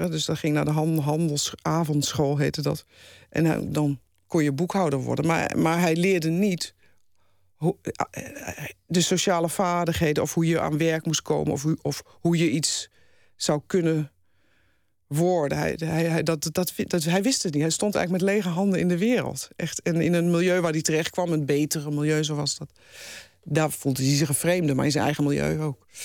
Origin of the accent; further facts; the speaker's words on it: Deventer, Overijssel, Netherlands; In Deventer.